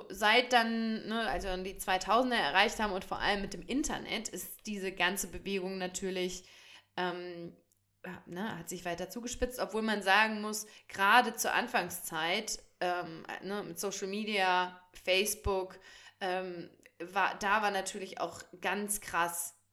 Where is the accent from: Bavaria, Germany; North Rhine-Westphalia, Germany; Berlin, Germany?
North Rhine-Westphalia, Germany; ich komme aus dem Sauerland